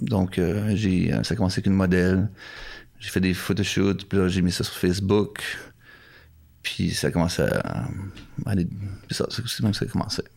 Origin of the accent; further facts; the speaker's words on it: Canada; moved away as an adult; also born or lived in Ottawa; now in Japan; Je suis canadien